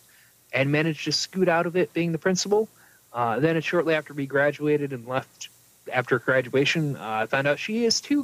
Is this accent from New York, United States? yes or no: yes; New York, United States; moved away; we grew up in New York State. But the part of New York State we were in was like the South.